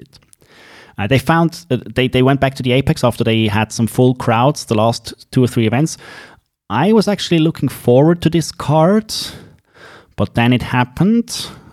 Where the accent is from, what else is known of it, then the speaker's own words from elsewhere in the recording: Switzerland; accent: Swiss; English is a second language; It is in English and Swiss English, as you might have heard, so you have to bear with my accent.